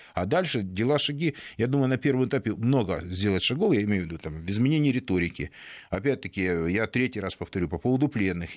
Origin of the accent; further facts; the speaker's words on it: Donetsk, Donetsk Oblast, Ukraine; moved away; моему родному городу